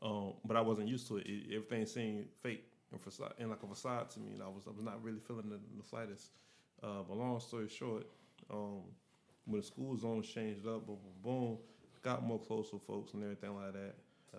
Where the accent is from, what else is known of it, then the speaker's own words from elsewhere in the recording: Wilson Pine, Tennessee, United States; now in Memphis, United States; born and reared in Wilson Pine, but I moved to Hollywood and it just got worse. You know, and so I came to South Main.